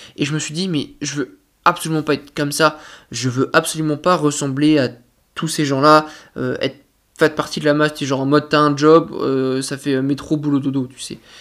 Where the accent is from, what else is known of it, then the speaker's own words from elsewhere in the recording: France; en tant que Français